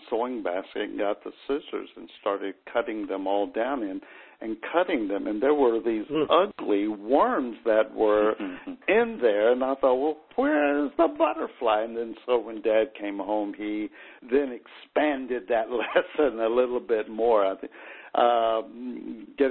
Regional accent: the South, United States; when I was growing up in the South

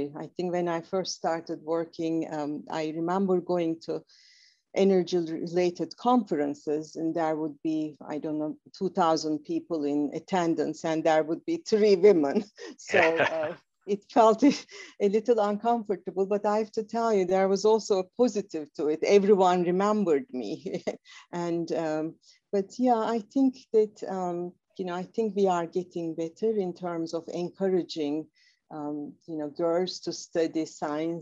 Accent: Istanbul, Turkey; moved away as an adult; now in United States; I'm originally from Istanbul, Turkey. So, growing up in Istanbul

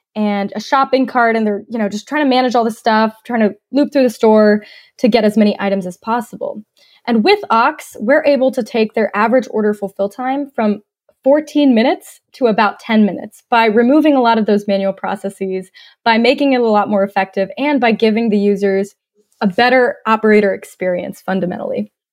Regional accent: Cumming, Georgia, United States; moved away as an adult; also born or lived in Australia / Atlanta, Georgia; now in Northwest Arkansas, United States; I was actually born in Australia, and I grew up in North Georgia, just north of Atlanta in a little town called Cumming, Georgia

